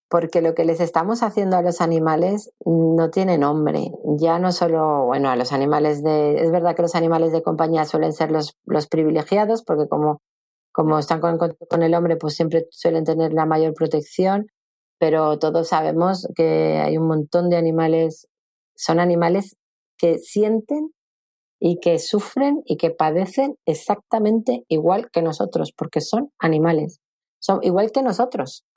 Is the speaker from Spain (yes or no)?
yes; Madrid, Community of Madrid, Spain; moved away as an adult; now in Valencia, Spain; yo vivía en Madrid, porque yo soy de Madrid, vivía muy cerca de, la Plaza de Toros de las Ventas